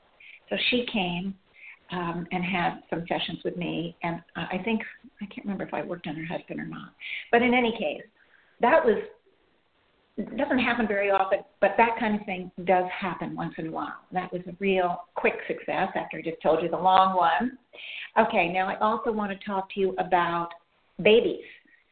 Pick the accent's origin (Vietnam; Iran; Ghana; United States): Iran; Because I grew up in Iran, I think she said, and I was there when Iran was being bombed, and I was a young girl.